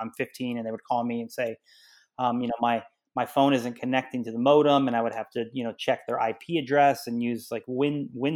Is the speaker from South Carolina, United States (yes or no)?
no; Salisbury, Maryland, United States; moved away as an adult; also born or lived in New York; I'm from Salisbury, Maryland, which is on the eastern shore